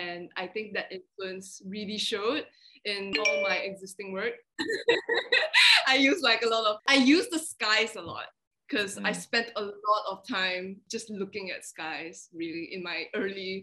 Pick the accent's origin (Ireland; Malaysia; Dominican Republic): Malaysia; also born or lived in Australia; I just grew up, like, born and raised in Malaysia